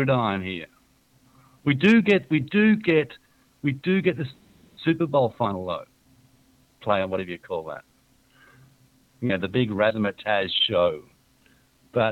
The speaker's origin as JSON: {"language": "English", "country": "Australia", "said": "as an Australian"}